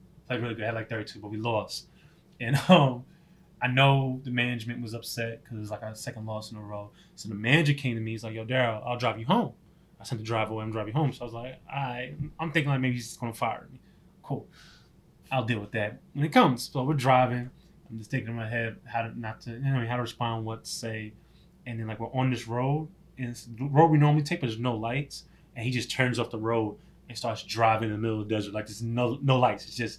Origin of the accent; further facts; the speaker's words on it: New York, United States; Yeah, I'm definitely a different person than I was when I grew up in New York.